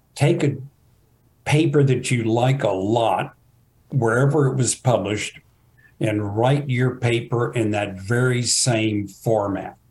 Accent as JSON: {"language": "English", "town": "Fort Worth", "region": "Texas", "country": "United States", "tie": "born or raised there", "said": "I grew up in Fort Worth"}